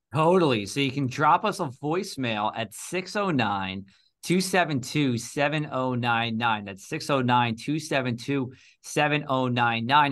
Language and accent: English; Union, New Jersey, United States; I grew up in the town next to Elizabeth, Union, New Jersey